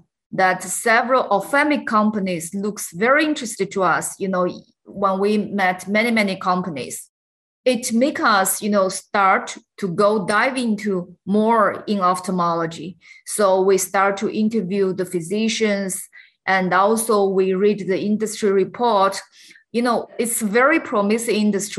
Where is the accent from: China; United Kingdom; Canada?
China; I grew up in China, and I think I also get my education in China